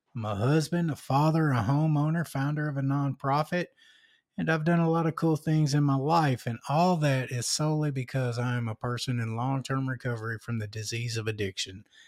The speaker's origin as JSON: {"language": "English", "town": "North Little Rock", "region": "Arkansas", "country": "United States", "said": "I'm from North Little Rock"}